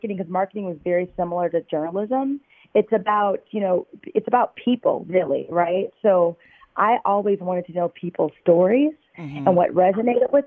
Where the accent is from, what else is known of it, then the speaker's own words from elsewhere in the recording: outside of Chicago, Illinois, United States; moved away as an adult; also born or lived in Los Angeles / New York / Paris; now in Boston, United States; I grew up outside of Chicago, about 45 minutes.